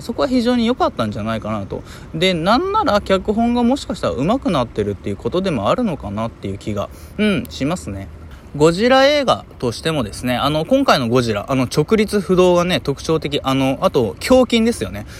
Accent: Hiroshima, Japan; 僕の地元、広島

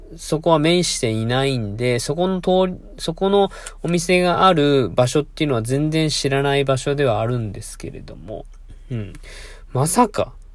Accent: Fukuoka, Japan; born or raised there; now in Mie, Japan

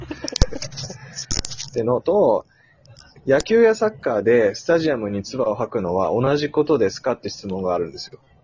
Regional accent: Osaka, Japan; moved away as an adult; now in Tokyo, Japan; 僕、大阪出身で。あの、就職でね、東京に出てきて、もう六年、七年なんで

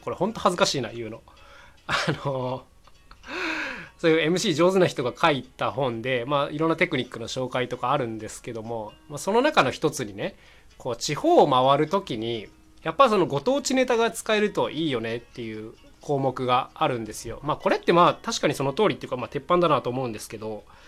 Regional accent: Nagoya, Aichi, Japan; accent: Nagoya-ben; 名古屋人ってね、結構名古屋弁を自覚してないと思うんですよ。今僕が言ったみたいに、割と自分標準語を喋ってると思ってる節がある

